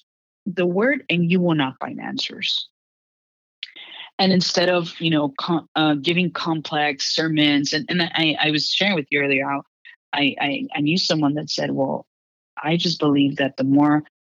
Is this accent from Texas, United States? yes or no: yes; Houston, Texas, United States; moved away as an adult; I'm from Houston, Texas as well, and growing up in this ultra conservative background in Texas